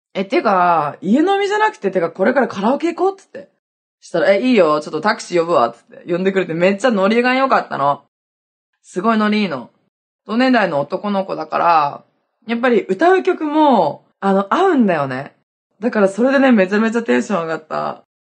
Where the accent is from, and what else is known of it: Hokkaido, Japan; born or raised there; now in Okinawa, Japan